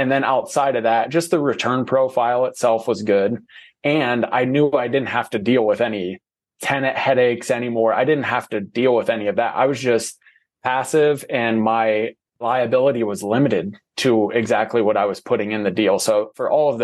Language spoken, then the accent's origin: English; Ohio, United States; moved away as an adult; now in Arizona, United States; I'm from Ohio